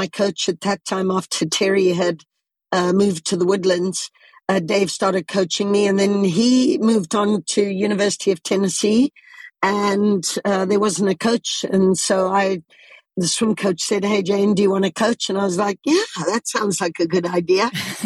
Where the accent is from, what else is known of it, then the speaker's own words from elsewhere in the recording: Zimbabwe; moved away; also born or lived in United States; I was born and raised in Southern Africa.